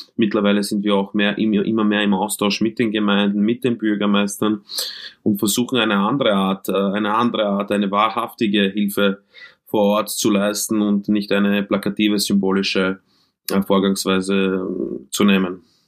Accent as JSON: {"language": "German", "region": "Vienna", "country": "Austria", "tie": "born or raised there", "also_born_or_lived": "Croatia", "said": "Wiener, äh, aufgewachsen in Wien, äh, Flüchtlingskind äh, aus dem ehemaligen Jugoslawienkrieg, aus Kroatien"}